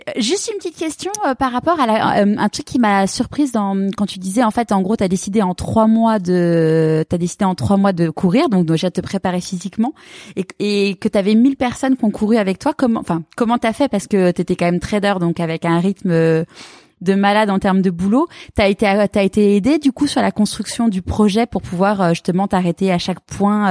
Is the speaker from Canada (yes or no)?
no; Neuilly-sur-Seine, Île-de-France, France; also born or lived in Marseille; now in Paris, France; j'ai grandi à Neuilly